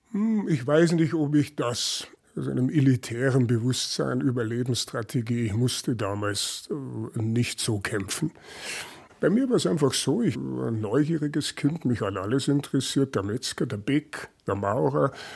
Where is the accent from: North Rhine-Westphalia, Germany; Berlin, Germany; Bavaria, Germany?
Bavaria, Germany; Großköllnbach; also born or lived in Munich; in Niederbayern, Großkölnbach, 1200 Einwohner, jeder kannte jeden, jeder kannte meinen Opa